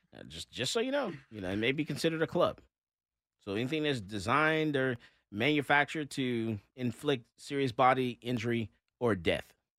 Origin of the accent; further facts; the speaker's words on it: Fort Lauderdale, Florida, United States; moved away; I've lived in Florida. I, I'm from Fort Lauderdale myself